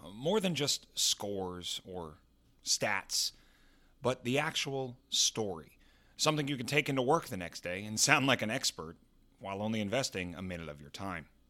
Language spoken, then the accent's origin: English; Texas, United States; now in New York City, United States; Growing up in Texas, of course, I'm a huge football guy, but now I live in one of the greatest sports cities in the world, New York.